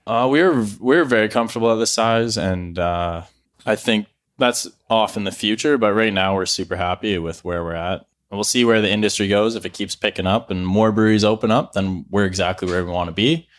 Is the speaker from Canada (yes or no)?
yes; Penticton, British Columbia, Canada; I grew up in Penticton here